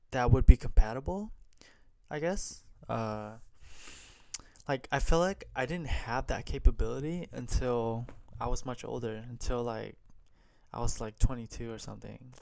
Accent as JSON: {"language": "English", "country": "United States", "tie": "born or raised there", "said": "I grew up in America not knowing how to speak Vietnamese much"}